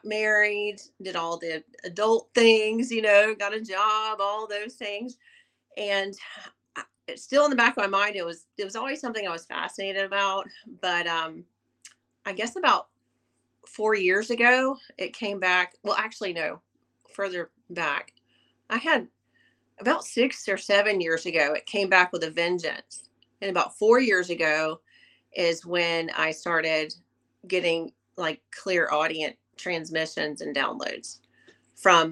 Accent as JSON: {"language": "English", "region": "the South", "country": "United States", "tie": "born or raised there", "said": "I was born and raised in the South"}